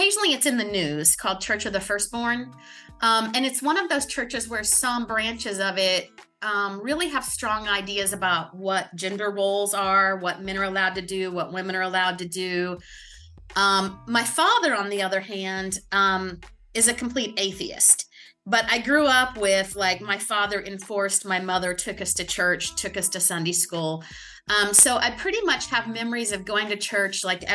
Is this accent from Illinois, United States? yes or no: no; Perkins, Oklahoma, United States; moved away as an adult; now in New Orleans, United States; I was born in a small town called Perkins, Oklahoma. It's kind of halfway between Oklahoma City and Tulsa. And both sides of my parents' families have been there since the early 1900s. So that's where I was born and I grew up until I went off to college.